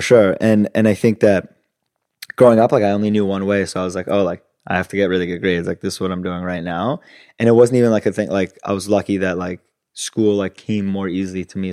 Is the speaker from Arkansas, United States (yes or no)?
no; Los Angeles, California, United States; English is a second language; also born or lived in Italy; moved to L A when I was six, and my brother was four, so in two thousand, and then grew up in L A most of my life